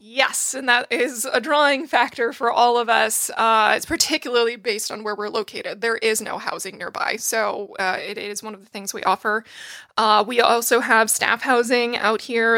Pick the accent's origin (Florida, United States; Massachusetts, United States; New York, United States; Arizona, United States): Massachusetts, United States; North Attleboro; moved away; also born or lived in Pennsylvania; I am from North Attleboro, Massachusetts, and I went to school in Pennsylvania